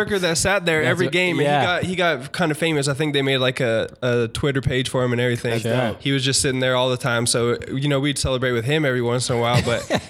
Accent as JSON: {"language": "English", "region": "Colorado", "country": "United States", "tie": "born or raised there", "also_born_or_lived": "Canada", "said": "I was born in Canada and moved to Colorado when I was seven. So I lived most of my life in Colorado."}